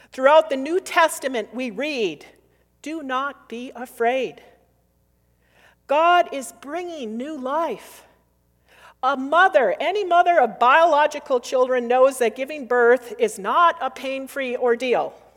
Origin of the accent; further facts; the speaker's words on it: United States; also born or lived in Minnesota / Wisconsin; I grew up near Min, the border of Minnesota and Wisconsin